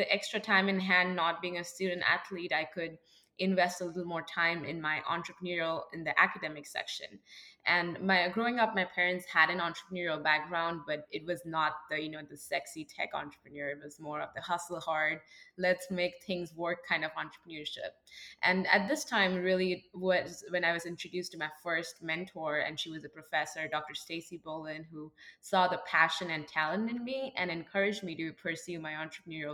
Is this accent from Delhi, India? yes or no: no; Kolkata, West Bengal, India; moved away as an adult; now in Ada, United States; I was born and raised in Calcutta, India, one of the larger metros in India.